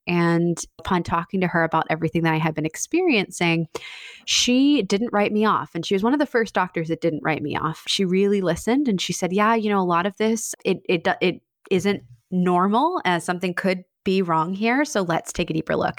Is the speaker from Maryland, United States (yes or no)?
yes; Annapolis, Maryland, United States; a budding wedding photography business in my hometown of Annapolis